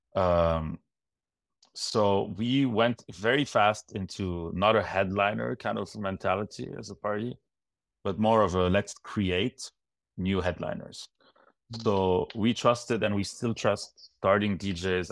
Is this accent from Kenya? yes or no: no; Lebanon; moved away as an adult; now in Montreal, Canada; growing up in Lebanon